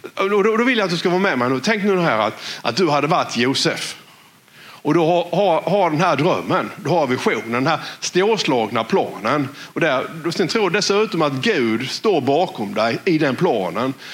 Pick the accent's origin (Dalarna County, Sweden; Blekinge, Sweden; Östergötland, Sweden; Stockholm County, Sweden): Blekinge, Sweden; West; accent: West Blekinge dialect; på vår dialekt här vid Västblekinge